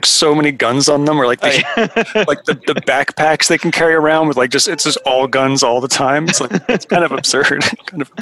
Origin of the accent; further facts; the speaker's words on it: the Poconos, Pennsylvania, United States; where I grew up in the Poconos